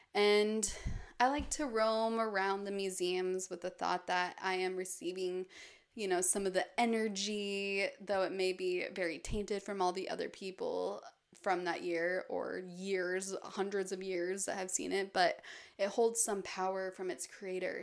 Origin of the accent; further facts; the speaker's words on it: Park City, Utah, United States; moved away; I'll also spend a lot of the year in my hometown, Park City, which is surrounded by mountains